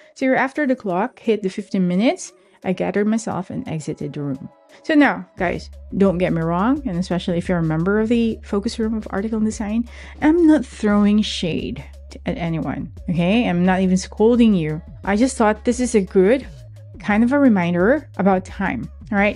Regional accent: Philippines; growing up in the Philippines

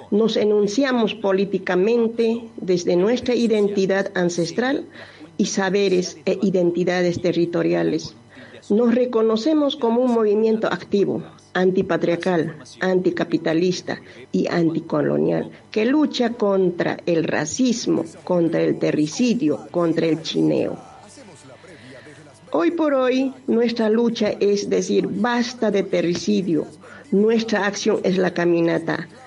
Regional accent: Peru; now in Argentina; soy de Perú, de la nación

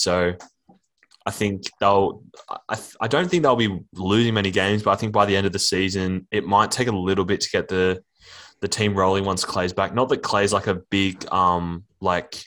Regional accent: Australia; I'm an Aussie

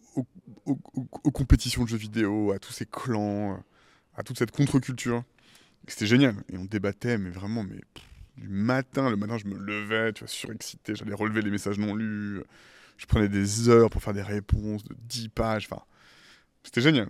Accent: Île de Ré, Nouvelle-Aquitaine, France; born or raised there; also born or lived in Paris / Caribbean / California, United States

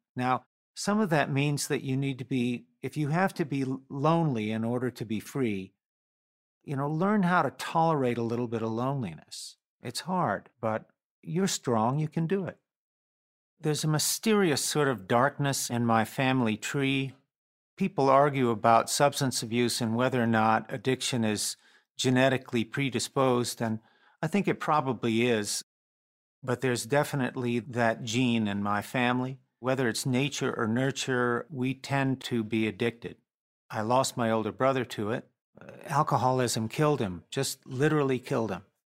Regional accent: North Carolina, United States; We grew up in North Carolina, and there was a lot of empty time to listen to music

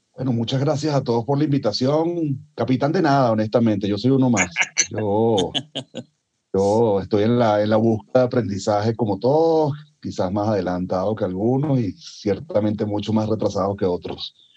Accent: Venezuela; moved away; de donde vengo yo original, originalmente, que es de Venezuela

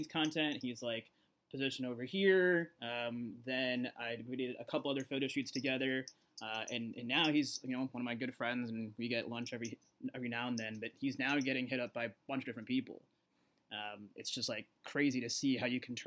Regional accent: Arizona, United States; I grew up in Arizona.

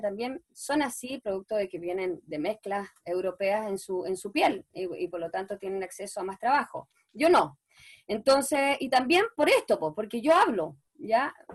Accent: Chile; soy una cara chilena de, la chilena popular

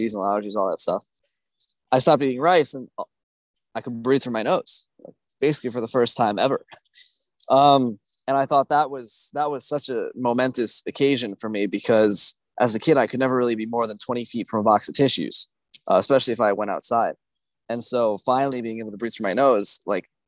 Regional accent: United States; as an American, you know, growing up, my mom had always cooked everything I ate

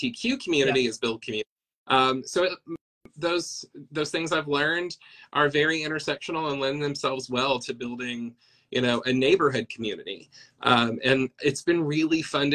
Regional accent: Fentress County, north of Cookeville, Tennessee, United States; moved away as an adult; now in Nashville, United States; I grew up in Fentress County, north of Cookeville, and I've been in Nashville ever since I was in my early 20s.

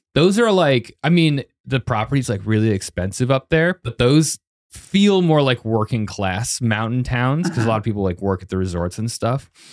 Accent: Arvada, Colorado, United States; moved away as an adult; also born or lived in Boulder, Colorado; I'm from Arvada, but that is, like, twenty minutes south of Boulder, and I lived in Boulder

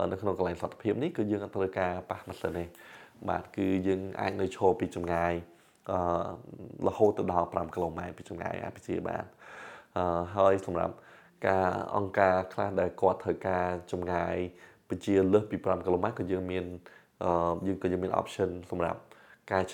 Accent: Cambodia; born or raised there

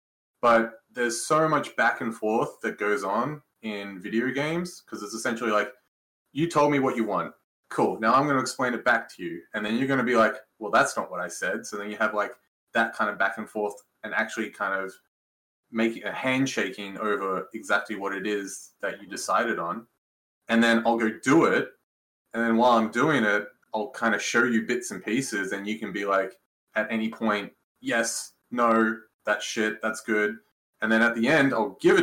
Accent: Canberra, Australian Capital Territory, Australia; moved away as an adult; now in Canada; I come from Canberra, Australia. So it's the capital of Australia

